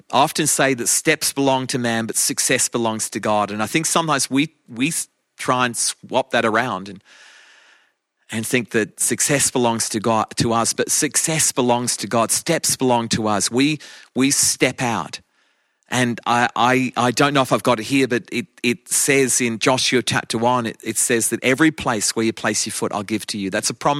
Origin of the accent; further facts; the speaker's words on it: Australia; moved away as an adult; now in England; When my wife and I came from Australia to England, it's coming on 29 years ago.